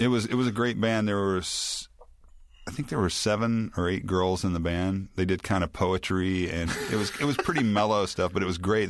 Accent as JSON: {"language": "English", "town": "Memphis", "region": "Tennessee", "country": "United States", "tie": "born or raised there", "also_born_or_lived": "New Orleans", "moved": "yes", "said": "I grew up in Memphis in the seventies"}